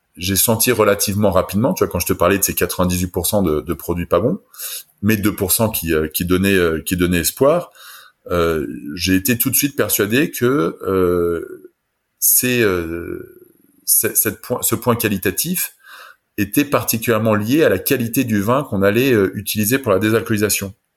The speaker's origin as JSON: {"language": "French", "country": "France", "moved": "yes", "lives_now": "Germany", "said": "je suis français mais j'habite en Allemagne"}